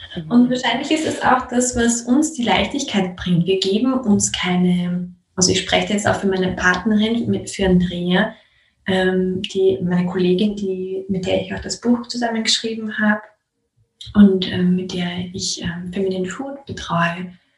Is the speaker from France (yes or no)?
no; Austria; bei uns in Österreich